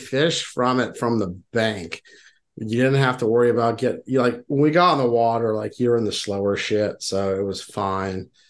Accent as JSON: {"language": "English", "town": "Houston", "region": "Texas", "country": "United States", "moved": "yes", "lives_now": "Western Pennsylvania, United States", "said": "I'm not originally from here. I'm from Houston, Texas, very flat"}